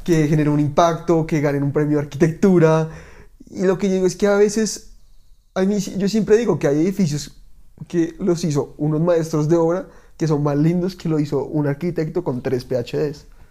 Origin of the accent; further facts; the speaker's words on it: Bogotá, Bogotá Capital District, Colombia; soy como todo rolo auténtico